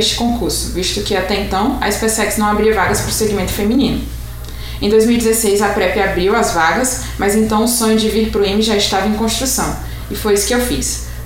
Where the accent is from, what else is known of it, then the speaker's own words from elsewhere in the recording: Fortaleza, Ceará, Brazil; eu tenho 23 anos e sou natural de Fortaleza, Ceará.